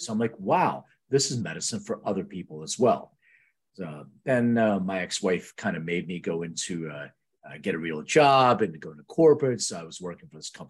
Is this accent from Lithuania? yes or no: yes; Lithuania; now in United States; I was born in Lithuania, which is true, and I immigrated to the U.S.